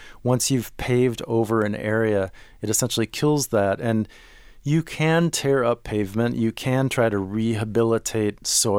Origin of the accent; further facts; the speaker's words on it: Minneapolis, Minnesota, United States; I grew up in Minneapolis, and my grandparents lived in southern Illinois.